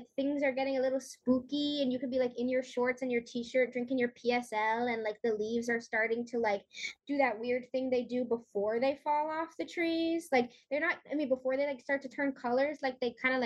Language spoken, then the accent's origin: English; Connecticut, United States; I'm from Connecticut